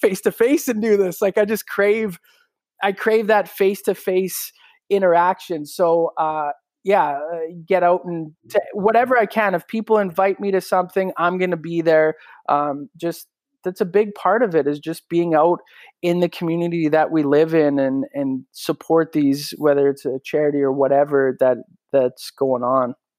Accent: Regina, Saskatchewan, Canada; I'm able to do a morning show in my hometown

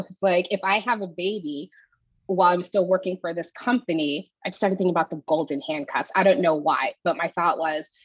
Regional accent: Houston, Texas, United States; moved away as an adult; now in Austin, United States; I moved back to my hometown in Houston

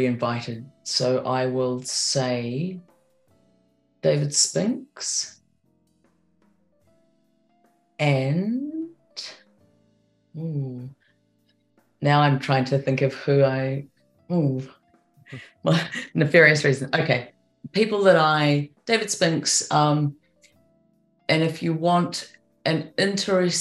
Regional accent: New Zealand; I'm a Kiwi

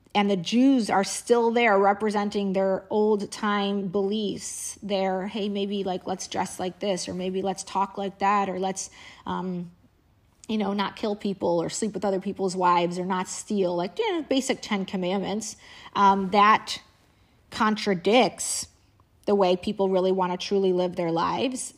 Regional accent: Indiana, United States; we had a housekeeper back when I was growing up in Indiana

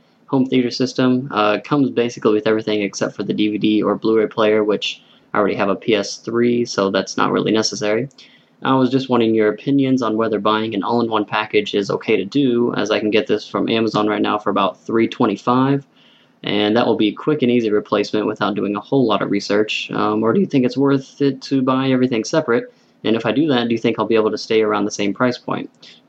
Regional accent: Decatur, Illinois, United States; from Decatur, Illinois.

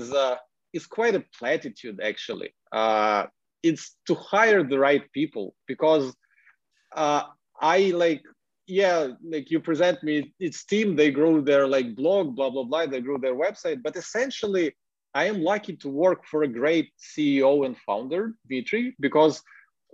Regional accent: Ukraine; English is a second language; I'm a Ukrainian, but like, I enjoy blogging in English

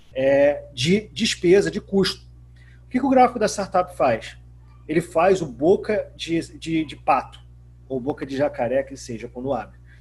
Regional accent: Macaé, Rio de Janeiro, Brazil; sou macaense

